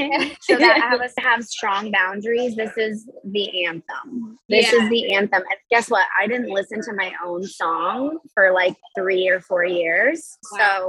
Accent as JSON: {"language": "English", "town": "Miami", "region": "Florida", "country": "United States", "tie": "born there", "said": "I grew up, I'm kind of from everywhere a little bit. That's kind of what I say now. I grew up, I was born in Miami, Florida"}